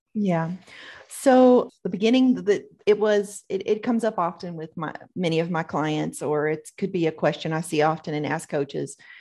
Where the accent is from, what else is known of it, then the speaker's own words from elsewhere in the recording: the South, United States; growing up in the South here